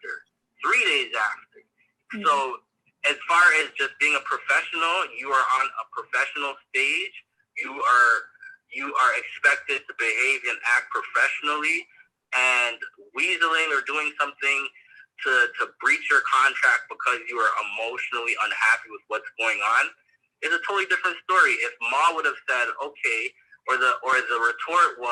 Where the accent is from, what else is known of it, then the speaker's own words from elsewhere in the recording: Canada; As a Canadian